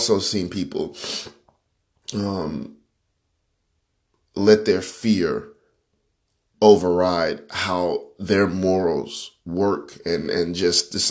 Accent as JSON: {"language": "English", "town": "Panama City", "region": "Florida", "country": "United States", "said": "I am from Panama City, Florida."}